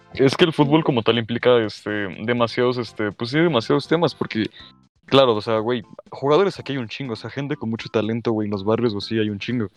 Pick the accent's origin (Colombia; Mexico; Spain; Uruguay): Mexico; como mexicanos